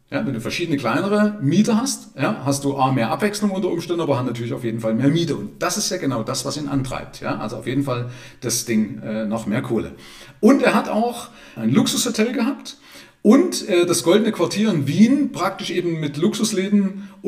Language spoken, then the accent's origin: German; Zwickau, Saxony, Germany; Ja, interessanterweise kenne ich jemanden bei mir aus meiner Heimatstadt Zwickau, der hat es genauso